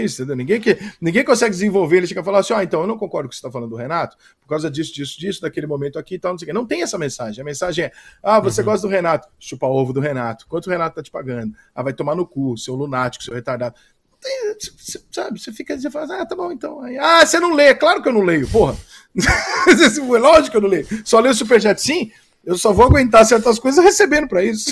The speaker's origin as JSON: {"language": "Portuguese", "country": "Brazil"}